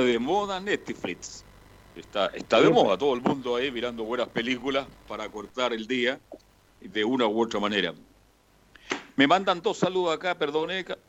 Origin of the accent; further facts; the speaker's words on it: Chile; somos los chilenos